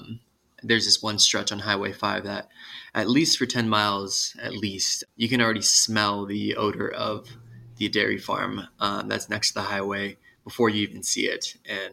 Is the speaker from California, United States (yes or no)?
yes; Los Angeles, California, United States; now in Denver, United States; I currently live in Denver, Colorado. I'm originally from Los Angeles, California.